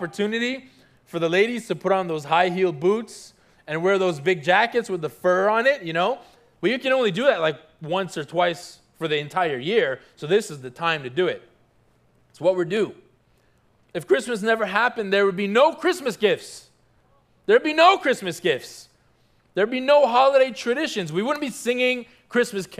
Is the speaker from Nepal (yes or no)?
no; Toronto, Ontario, Canada; now in South Florida, United States; I grew up in Toronto, Canada